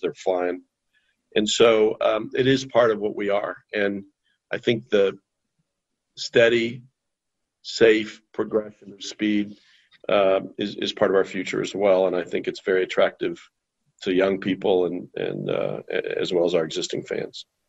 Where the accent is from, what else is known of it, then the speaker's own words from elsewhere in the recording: Indianapolis, Indiana, United States; Growing up in Indianapolis as a kid